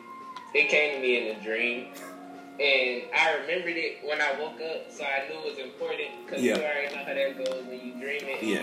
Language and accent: English; Douglasville, Georgia, United States; I'm from Douglasville, Georgia.